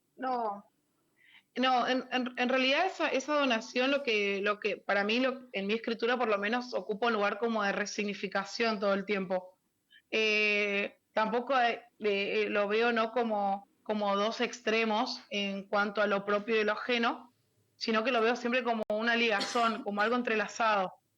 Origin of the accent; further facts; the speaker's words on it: Buenos Aires, Argentina; moved away as an adult; now in Formosa, Argentina; vivía en Buenos Aires, en, mi, en la primaria y la, y la, secundaria la hice en Buenos Aires. Nací acá en Formosa, pero hice primaria y secundaria allá